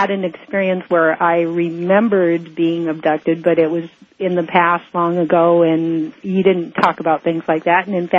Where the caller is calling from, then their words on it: Hawaii, United States; I'm calling from Hawaii.